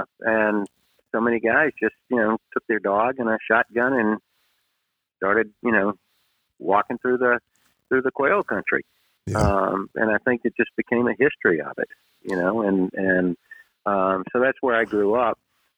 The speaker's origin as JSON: {"language": "English", "town": "Greenville", "region": "South Carolina", "country": "United States", "tie": "born or raised there", "said": "Yeah, well, I grew up outside of Greenville, South Carolina"}